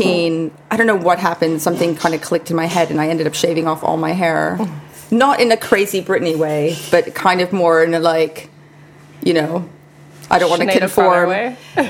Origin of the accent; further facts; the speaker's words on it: Kelowna, British Columbia, Canada; first language Hungarian; English is a second language; moved away as an adult; now in London, United Kingdom; I grew up in a small town called Kelowna, which is about 4-hour drive from Vancouver